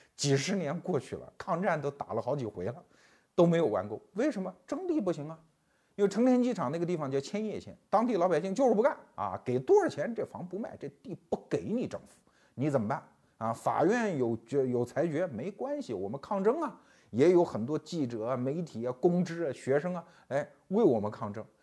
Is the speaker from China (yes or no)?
yes; Anhui, China; 我老家安徽那儿